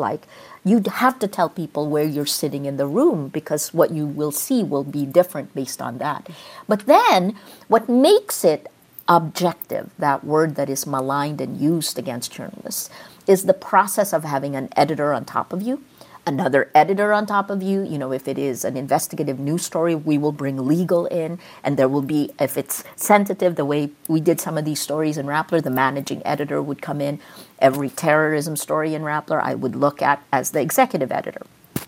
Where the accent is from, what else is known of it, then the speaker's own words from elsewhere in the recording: United States; moved away; also born or lived in Philippines; I was 5'2" Asian American. I'm Filipino American.